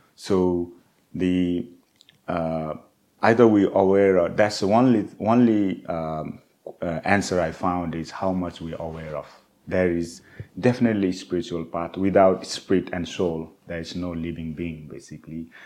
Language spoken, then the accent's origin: English; Nepal; moved away; the culture I grew up in the Himalayas and in Nepal